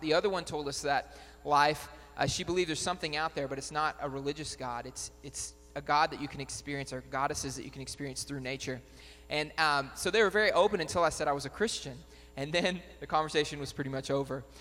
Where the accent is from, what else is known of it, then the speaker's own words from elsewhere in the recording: Batesville, United States; moved away as an adult; now in Worcester, United States; I grew up in Batesville